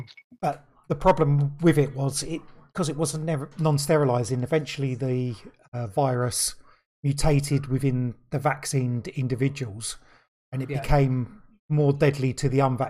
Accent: England, United Kingdom; Yeah, oh, yeah, of course, we're English.

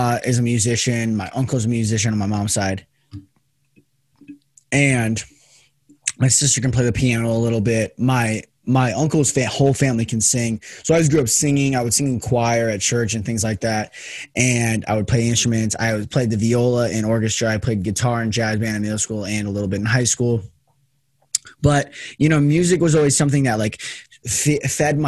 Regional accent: Henderson, Nevada, United States; I'm born and raised in Henderson, Nevada, which is right outside Las Vegas

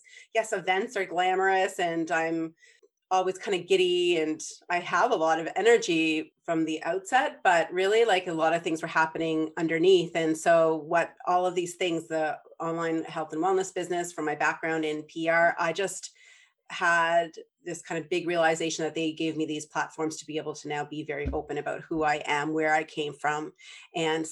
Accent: Prince Edward Island, Canada; I grew up in Prince Edward Island

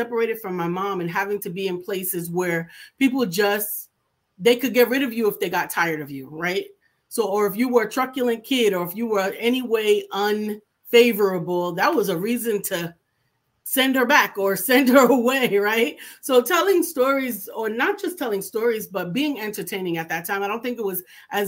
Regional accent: New York City, New York, United States; I'm from New York City.

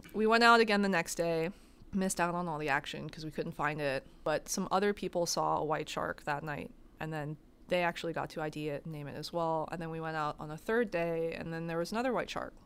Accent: New York City, New York, United States; growing up in New York City, I think I spent most of my time in Central Park or the bookstore, like Barnes and Noble

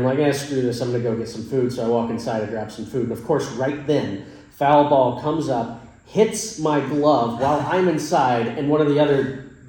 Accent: Texas, United States; So I grew up in Texas.

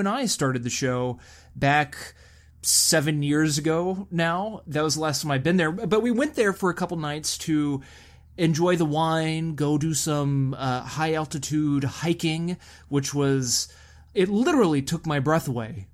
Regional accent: Texas, United States; now in California, United States; growing up in Texas

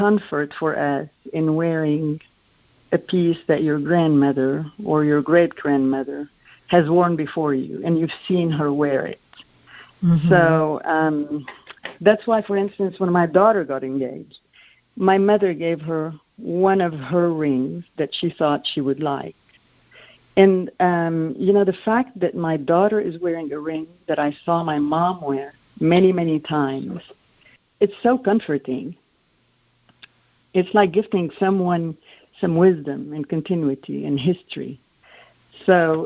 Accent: Lebanon; Growing up in Lebanon, all important events in your life are usually celebrated by a gift of jewelry

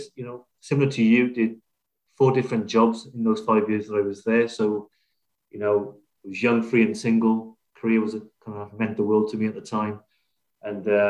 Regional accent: South Wales, United Kingdom; moved away as an adult; also born or lived in Liverpool; I grew up in Wales, born and bred there.

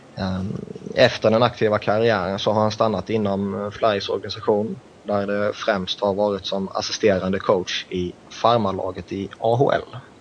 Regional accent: Växjö, Kronoberg County, Sweden; en Växjöbo

